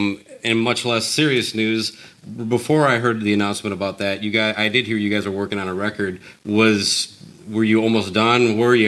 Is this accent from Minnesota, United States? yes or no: yes; southern Minnesota, United States; growing up in a small southern Minnesota town